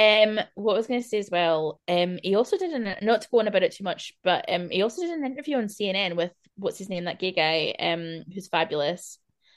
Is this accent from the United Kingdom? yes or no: yes; Scotland, United Kingdom; being Scottish, there's so much like, there's so much lore and Celtic